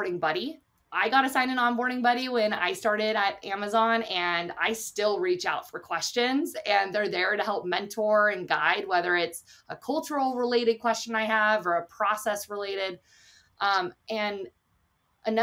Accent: United States; I'm an American as well

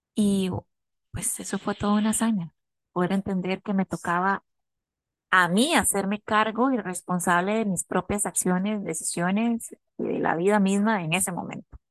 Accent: Costa Rica; como buenos ticos

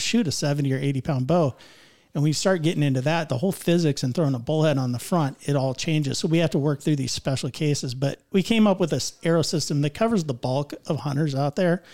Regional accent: Northeast Indiana, United States; I'm from Northeast Indiana

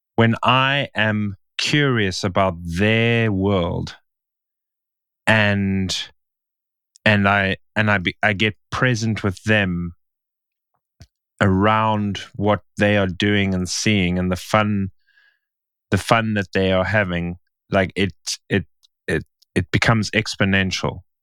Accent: Stellenbosch, Western Cape, South Africa; in Stellenbosch, in my hometown

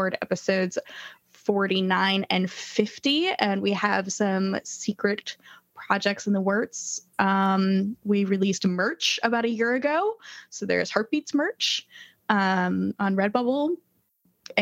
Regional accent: Indianapolis, Indiana, United States; That is my hometown

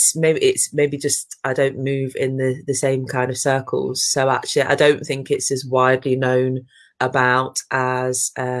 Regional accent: Midlands, United Kingdom; I come from the Midlands.

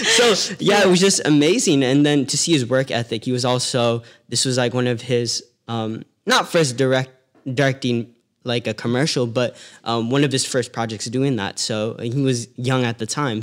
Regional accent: Las Vegas, Nevada, United States; also born or lived in San Francisco Bay Area, California; I was born in the Bay Area, but, um, I was living in Las Vegas. Uh, you could say I was raised out there

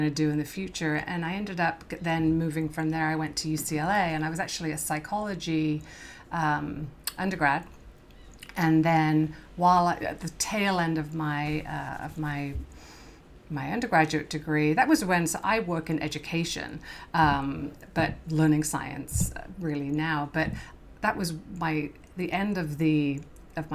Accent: Worcestershire, West Midlands, United Kingdom; moved away as an adult; now in California, United States; I grew up in England in the Worcestershire area.

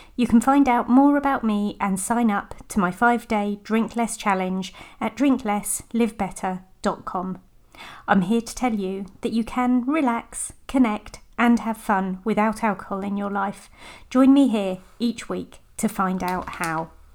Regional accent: United Kingdom; I'm British

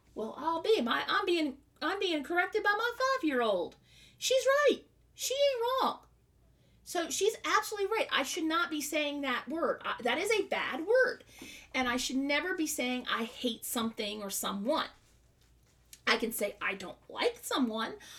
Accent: the South, United States; I'm from the South

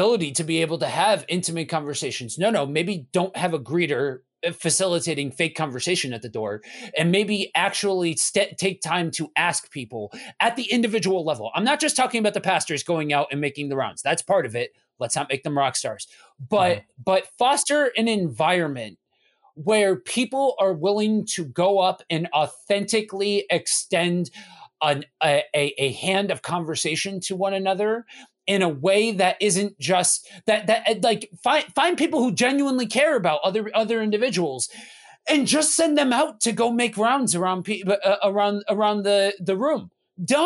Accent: East Coast, United States; I'm from the East Coast

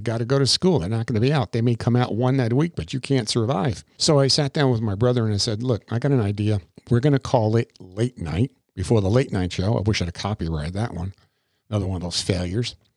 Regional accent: Crystal River, Florida, United States; born or raised there; also born or lived in New York

